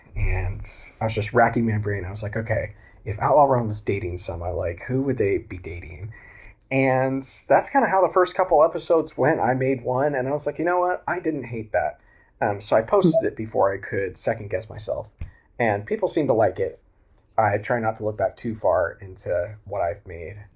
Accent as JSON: {"language": "English", "region": "Oklahoma", "country": "United States", "tie": "born or raised there", "also_born_or_lived": "Tulsa, Oklahoma", "said": "I grew up in Oklahoma. That's where I live now, in Tulsa."}